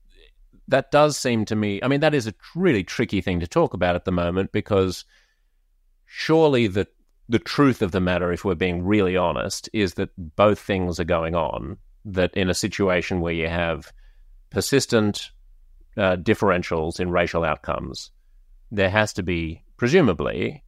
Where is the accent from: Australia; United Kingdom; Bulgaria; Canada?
Australia; as an Australian